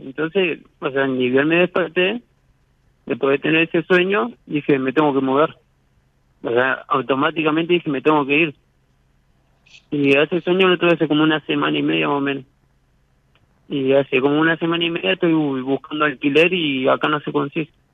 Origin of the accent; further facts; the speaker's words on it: Paraná, Entre Ríos, Argentina; De Paraná